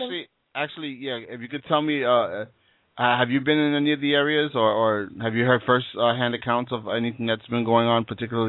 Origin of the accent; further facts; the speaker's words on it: New York City, New York, United States; That is my hometown.